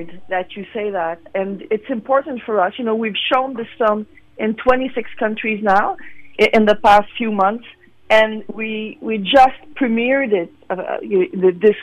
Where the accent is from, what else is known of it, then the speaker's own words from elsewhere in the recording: Quebec, Canada; accent: Quebecois; English is a second language; Yes, I am. You're gonna hear it with my accent.